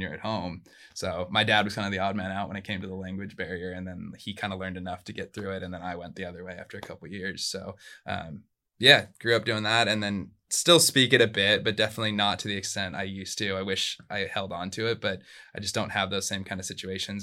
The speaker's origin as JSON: {"language": "English", "town": "Surfside", "region": "California", "country": "United States", "tie": "born or raised there", "first_language": "Spanish", "second_language": "English", "said": "I grew up in Orange County. I grew up in a small little town called Surfside"}